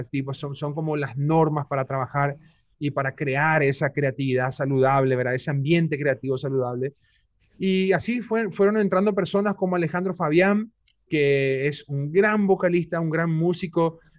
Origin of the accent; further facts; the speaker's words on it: Paraguay; esa capacidad camaleónica que tenemos paraguayas y paraguayos